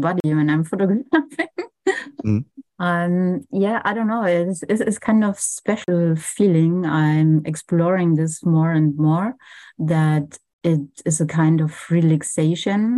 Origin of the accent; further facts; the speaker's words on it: Franconia, Bavaria, Germany; now in Berlin, Germany; I grew up in Bavaria, in the north part. It's called Franconia.